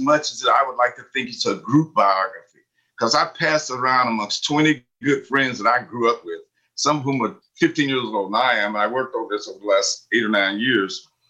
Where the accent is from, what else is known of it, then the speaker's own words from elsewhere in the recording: Harlan, Kentucky, United States; moved away; I grew up in Eastern Kentucky, doing what you might call the days of rigid segregation.